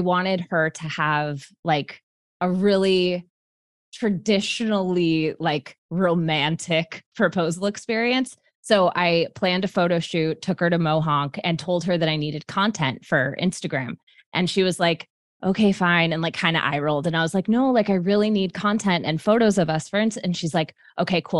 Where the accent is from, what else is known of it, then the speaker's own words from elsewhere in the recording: Bay Area, California, United States; now in New York, United States; I grew up in the Bay Area and I live in New York now